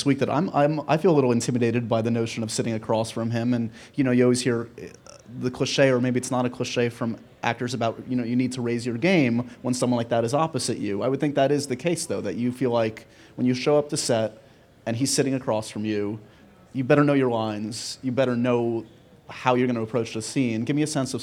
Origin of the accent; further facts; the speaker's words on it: New York City, New York, United States; I'm a New Yorker born and bred